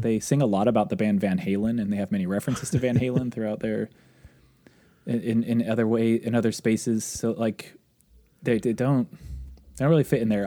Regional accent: near Olympia, Washington, United States; my hometown, Olympia is the closest city of note to where I grew up.

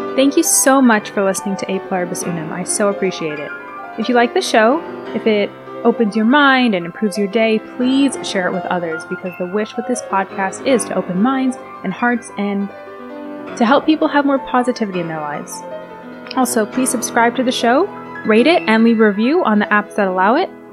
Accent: United States; in the United States, in case you couldn't hear from my accent or voice, that is indeed where I'm from and where where I am currently

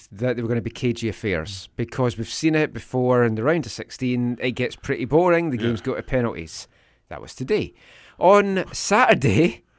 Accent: Ireland; Which, as an Irish person, that's just...

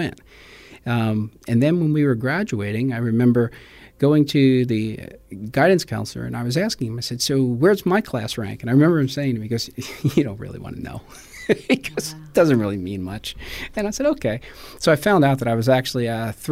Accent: Lindenwold, New Jersey, United States; moved away as an adult; also born or lived in Philadelphia, Pennsylvania; now in San Antonio, United States; I grew up in Lindenwald area

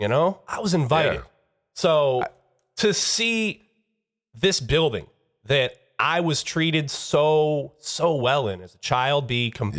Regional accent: Detroit, Michigan, United States; I'm from Detroit, man.

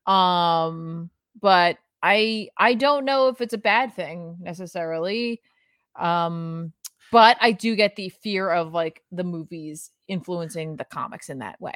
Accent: New Jersey, United States; we're from New Jersey. We already have an accent

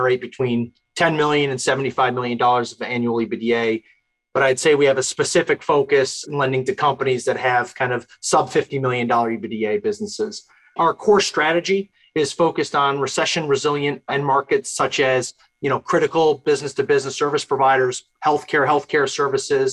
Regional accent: New Hartford, New York, United States; hometown, I'm from New Hartford, New York. It's in upstate New York

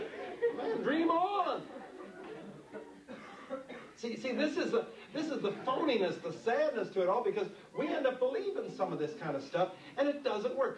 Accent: New York City, New York, United States; I was born and raised in New York City

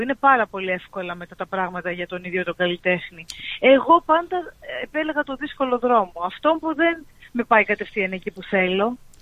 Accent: Paralimni, Central Macedonia, Greece; also born or lived in Germany; now in Chania, Greece; στην παραλίμνη το χωριό μου.

